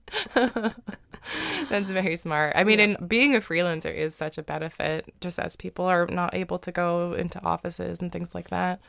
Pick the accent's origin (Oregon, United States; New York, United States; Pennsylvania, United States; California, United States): California, United States; moved away as an adult; now in Mississippi, United States; I grew up in California and had never pictured myself living in Mississippi, but I met a guy from Mississippi and now I live here and I'm settled here